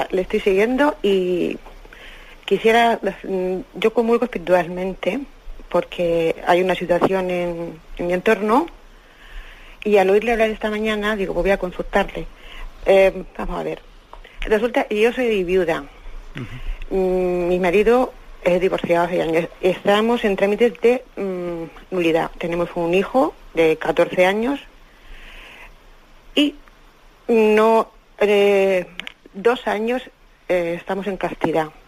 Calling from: Madrid, Community of Madrid, Spain; de Madrid.

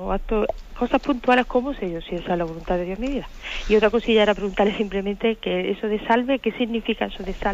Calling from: Granada, Andalusia, Spain; Soy de aquí, de Granada, que le llamo.

